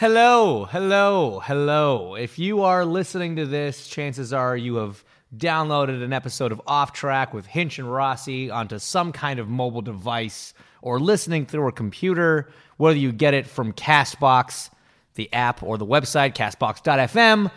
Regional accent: Canada; growing up in Canada in the eighties and nineties

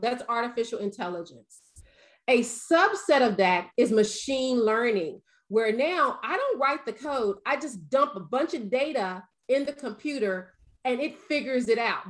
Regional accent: the South, United States; I'm from the South

